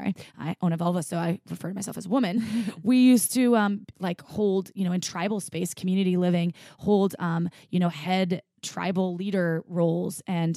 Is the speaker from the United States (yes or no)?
no; Bristol, South West England, United Kingdom; So I'm from Bristol in UK.